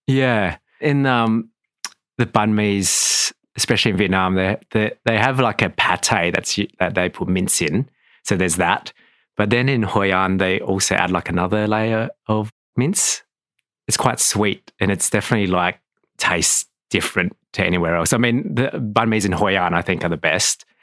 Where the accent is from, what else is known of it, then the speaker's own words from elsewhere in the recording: Adelaide, South Australia, Australia; I was born in Adelaide.